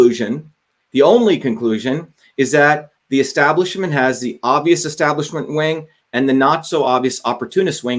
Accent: New Jersey, United States; also born or lived in India; I grew up in India as a kid, grew up in New Jersey, and grew up in working class circumstances

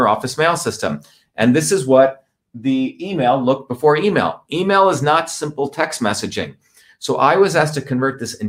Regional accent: Newark, New Jersey, United States; also born or lived in Bombay, India / South India; my family came here when I was 7 years old. I grew up in New Jersey.

